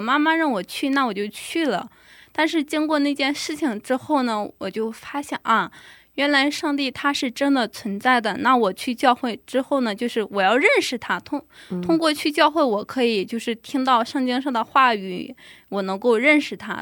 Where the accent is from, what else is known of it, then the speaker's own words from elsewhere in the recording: China; now in Pyeongtaek, South Korea; 我来自中国大陆